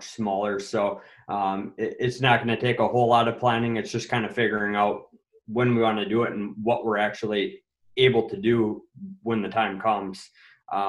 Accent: Eau Claire, Wisconsin, United States; also born or lived in Chicago suburbs; So I was born and raised in the Eau Claire area. Elementary, middle, high school, in the Eau Claire area.

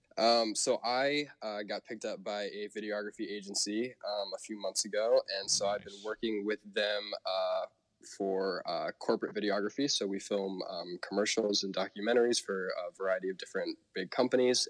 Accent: Portland, Oregon, United States; also born or lived in Hawaii; growing up in Portland, we are one of the very few states where uh, we actually don't pump our own gas

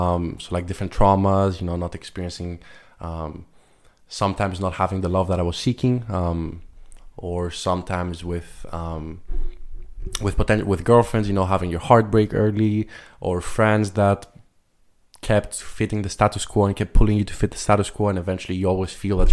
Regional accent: Luxembourg; So I'm 23 years old. I'm from Greece and Luxembourg. I was born and raised in Luxembourg, but originally my parents moved here 28 years ago. They found work from Greece.

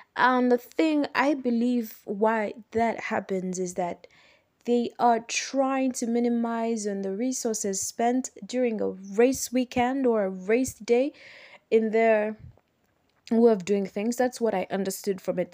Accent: Uganda; I am from Uganda

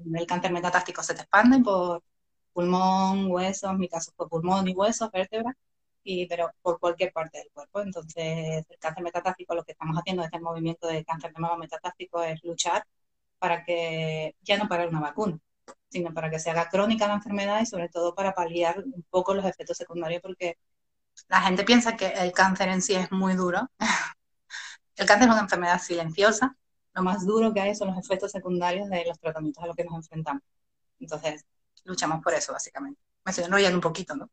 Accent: Canary Islands, Spain; yo soy canaria, mis mejores amigos en la isla

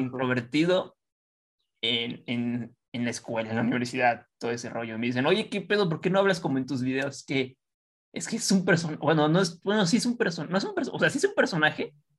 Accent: Estado de México, State of Mexico, Mexico; Nosotros del estado

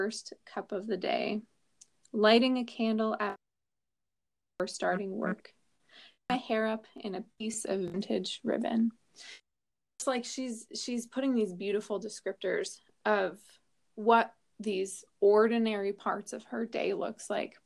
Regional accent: New Jersey, United States; moved away; I'm originally from New Jersey. I've just got that Jersey curl in me.

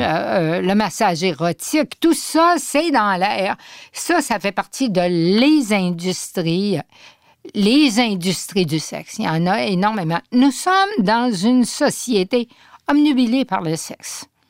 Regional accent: Saguenay, Quebec, Canada; Je suis originaire du Saguenay

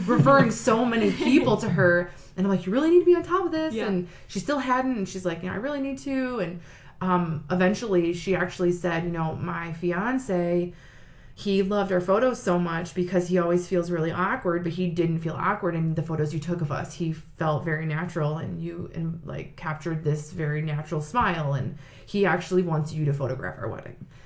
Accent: Sylvania, Ohio, United States; I am from Sylvania. I was born and raised, still live there now.

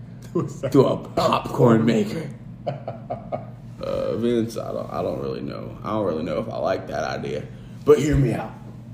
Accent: Winnipeg, Manitoba, Canada; I'm from Winnipeg, you idiot.

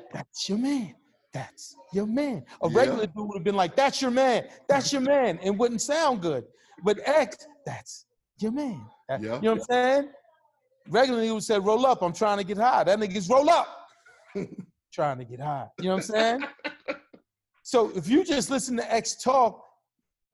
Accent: New York City, New York, United States; I'm from Hollis, Queens.

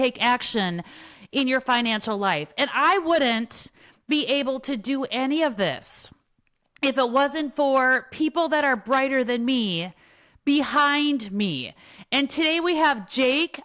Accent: Wisconsin, United States; I grew up in Wisconsin

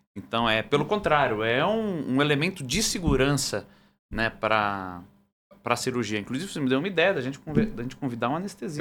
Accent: Brazil; sou do Brasil

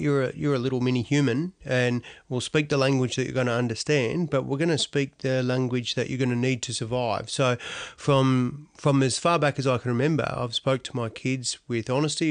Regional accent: Australia; also born or lived in Donald; We ended up living in Tokemal. So Tokemal was my home

